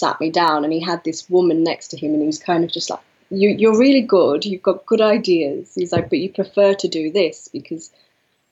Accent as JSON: {"language": "English", "area": "the North East", "region": "North East England", "country": "United Kingdom", "also_born_or_lived": "Manchester", "moved": "as an adult", "said": "I'm from the Northeast"}